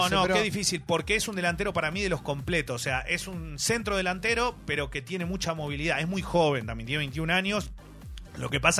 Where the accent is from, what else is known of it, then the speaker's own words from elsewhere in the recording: Corrientes, Argentina; Claro, pero yo soy un correntino, o sea, yo le agradezco